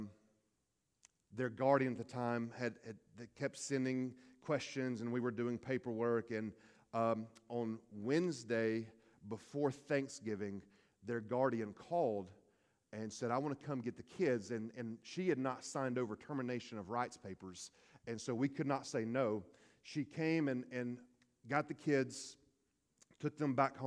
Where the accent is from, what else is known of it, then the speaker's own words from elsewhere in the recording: Hueytown, Alabama, United States; I'm from Hueytown